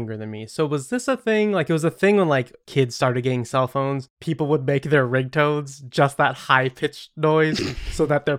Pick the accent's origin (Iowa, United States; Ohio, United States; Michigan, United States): Michigan, United States; I'm from Michigan, a place that has more shoreline by volume than anywhere else in the world. So it's not frequent that in my home state you can see a lake and a pond sitting close by each other